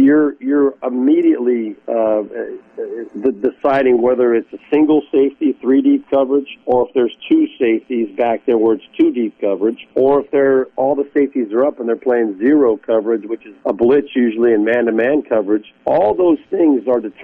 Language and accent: English; Southern California, United States; the Rams were my hometown team out in Southern California